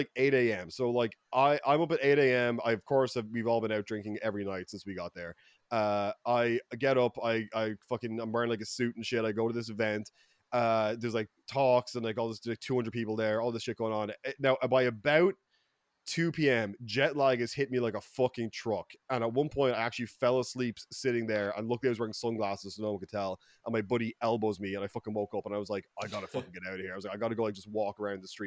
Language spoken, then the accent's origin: English; Ireland; accent: Irish; my Irish accent like tenfold is a sort of defense mechanism. Like I become significantly more Irish than I am when I'm in Ireland